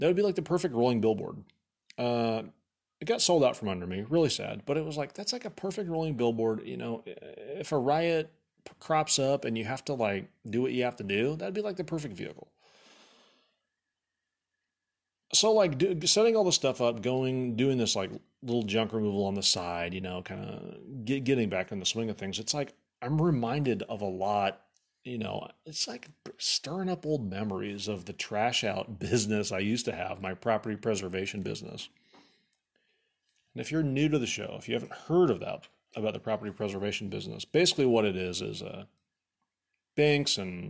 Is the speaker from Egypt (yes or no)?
yes; Egypt; dude, I'm from Egypt. Obviously, if you knew anything, look at my skin. It's totally golden tan. My dad's from Cairo. My mom's from Alexandria.